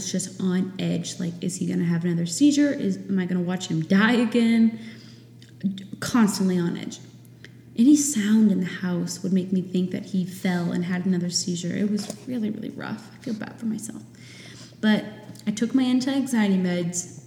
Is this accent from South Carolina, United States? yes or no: no; New Hampshire, United States; moved away as an adult; once I got married and moved away from my home state of New Hampshire